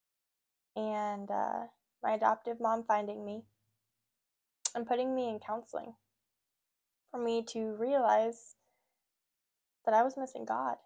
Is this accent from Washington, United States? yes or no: no; Oregon, United States; also born or lived in California; I'm from California originally. I moved up to Oregon when I was like 8, 9-ish.